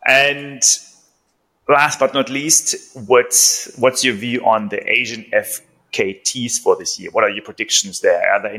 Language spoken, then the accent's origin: English; Germany; moved away; also born or lived in Singapore / Vietnam; Switching quickly to my home country, I want to hear your prediction for the Berlin Marathon winning time.